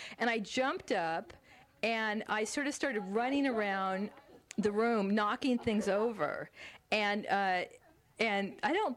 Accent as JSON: {"language": "English", "area": "the Valley", "region": "California", "country": "United States", "said": "I was from the Valley"}